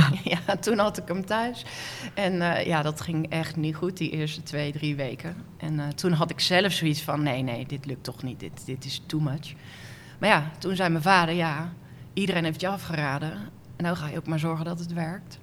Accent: Werkendam, North Brabant, Netherlands; Ik ben geboren in een dorpje in Noord-Brabant, Werkendam

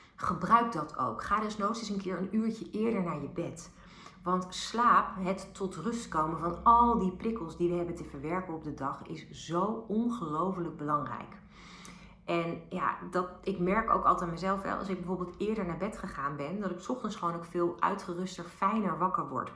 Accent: Bilthoven, Utrecht, Netherlands; ik ben opgegroeid in Beeldhoven bij de Julianenlaan En dat is heel dicht bij het spoor, uh, het, het, treinspoor tussen Den Dolder en Utrecht

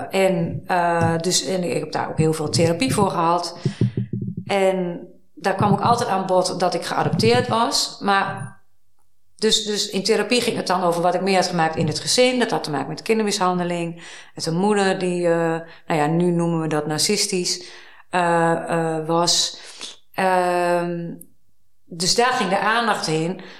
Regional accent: Hilversum, North Holland, Netherlands; born there; ik ben in Hilversum geboren. Van, hé, hey, ik ben hier vlak, vlakbij geboren.

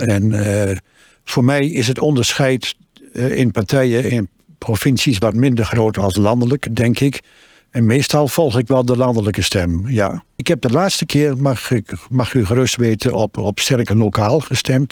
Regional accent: Twente, Overijssel, Netherlands; now in Barger-Compascuum, Netherlands; Ik woon al bijna veertig jaar in Drenthe. Ik kom uit Twente, maar ik voel me erg Drent.

